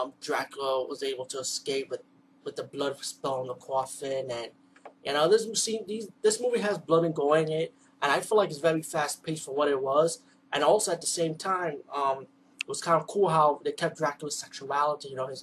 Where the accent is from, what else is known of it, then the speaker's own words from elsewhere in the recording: Bronx, New York, United States; let me say I'm from the East Coast, from the Bronx of New York, and I just want to say I hope everyone's staying safe from this hurricane.